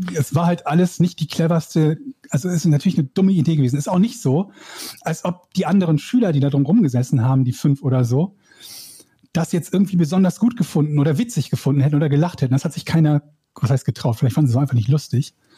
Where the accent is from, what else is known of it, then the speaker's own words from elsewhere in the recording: Schiefbahn, North Rhine-Westphalia, Germany; Ich komme aus einem kleinen Dorf, das heißt Schiefbahn